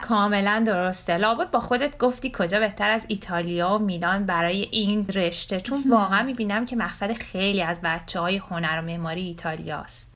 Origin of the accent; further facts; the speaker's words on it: Iran; moved away as an adult; also born or lived in Germany / Tehran; now in Bologna, Italy; خودمم به واسطه تحصیل پدرم تو آلمان اونجا به دنیا اومده بودم، این وسوسه که برای ادامه تحصیل برم خارج و بعدش برگردم و به وطنم خدمت کنم